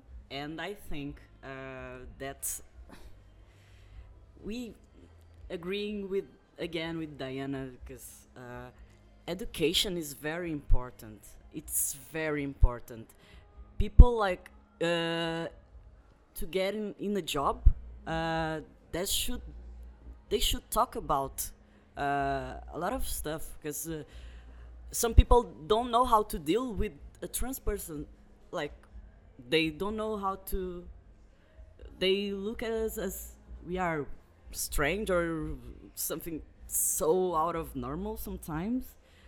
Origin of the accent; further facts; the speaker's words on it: Brazil; moved away; I was born in Brazil, so I'm still only Brazilian. I'm not a citizen, an European citizen.